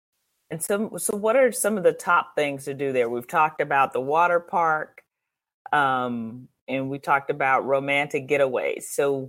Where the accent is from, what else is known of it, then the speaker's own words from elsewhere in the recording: Chicago, Illinois, United States; moved away; I grew up in Chicago